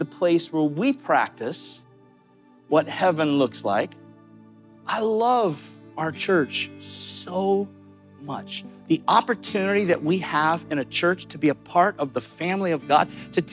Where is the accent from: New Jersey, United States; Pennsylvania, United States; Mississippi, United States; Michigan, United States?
Mississippi, United States; Amory; moved away; I was born in Amory, Mississippi